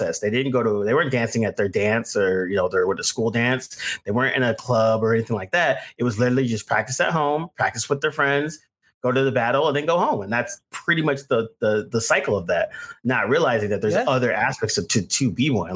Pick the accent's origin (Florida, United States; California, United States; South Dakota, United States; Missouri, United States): California, United States; the Bay Area; also born or lived in New York; now in Southern California, United States; where I'm originally from the Bay